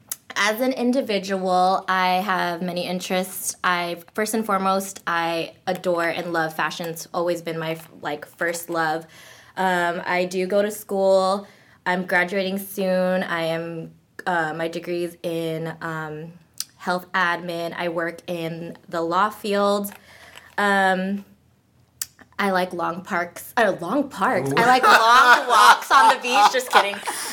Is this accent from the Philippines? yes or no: yes; Philippines; oh, and I'm not Korean. I'm Filipino.